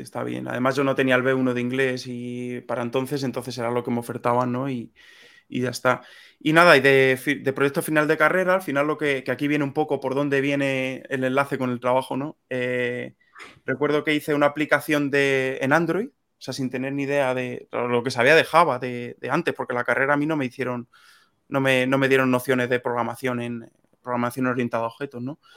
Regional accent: Sonseca, Castilla-La Mancha, Spain; moved away as an adult; also born or lived in Madrid / Italy; yo soy de un pueblecito de, Toledo, se llama Sonseca

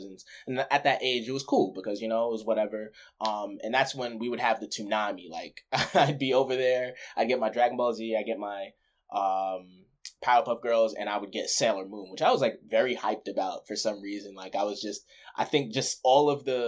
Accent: Amityville, New York, United States; moved away; I grew up in New York, Amityville, Long Island.

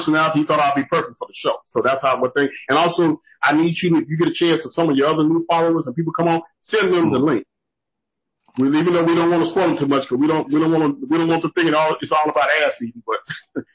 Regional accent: Moody, Texas, United States; also born or lived in Dallas, Texas; I was raised in Central Texas. And I'm from a town called Moody. Moody, Texas

